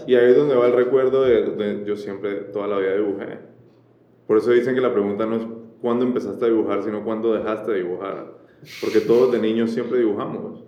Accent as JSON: {"language": "Spanish", "country": "Colombia", "tie": "born or raised there", "also_born_or_lived": "France / Panama", "moved": "as an adult", "said": "nacer en Colombia"}